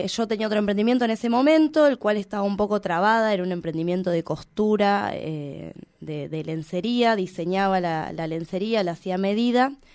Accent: Plotier, Neuquén, Argentina; yo soy de Plotier

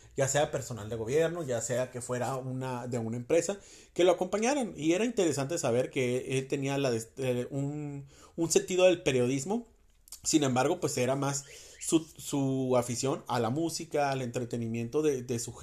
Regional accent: Mexicali, Baja California, Mexico; mi tierra natal, Mexicali.

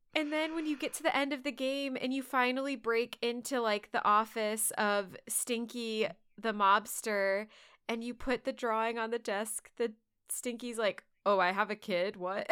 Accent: Texas, United States; as a Texan

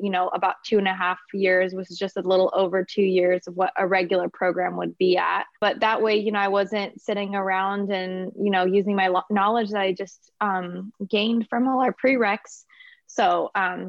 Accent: Napa, California, United States; also born or lived in Inglewood, California / Torrance, California / Hawthorne, California; I pretty much grew up here in Napa, so I've been up here.

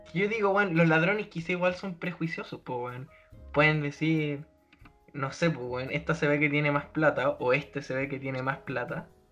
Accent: Puente Alto, Santiago Metropolitan Region, Chile; Somos de Puente Alto

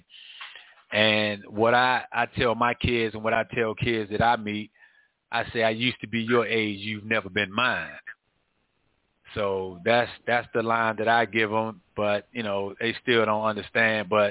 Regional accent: Washington, District of Columbia, United States; growing up in Northwest Washington, D.C., I've seen a lot

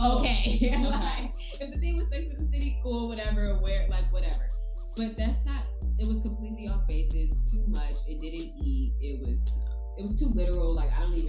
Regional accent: New York, United States; You know, as a New Yorker, somewhat

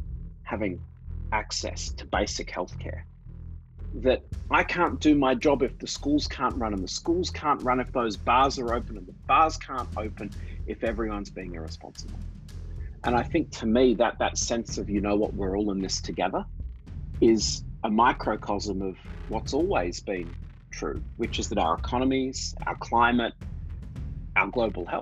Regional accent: Australia; moved away as an adult; now in New York City, United States; So as you can probably tell from my accent, I grew up in Australia

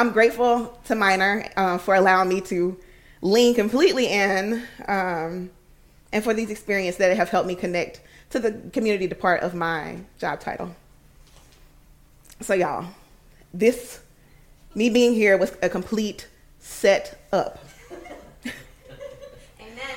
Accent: Alabama, United States; moved away as an adult; now in Washington, D.C., United States; I'm originally from Alabama. I moved to D.C. 10 years ago

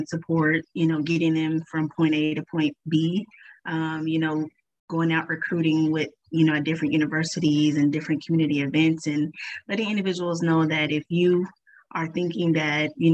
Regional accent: Tulsa, Oklahoma, United States; I'm from Tulsa, Oklahoma, born and raised.

